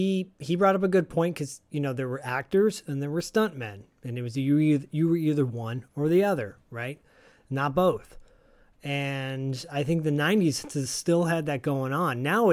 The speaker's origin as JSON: {"language": "English", "region": "Michigan", "country": "United States", "said": "I'm from Michigan"}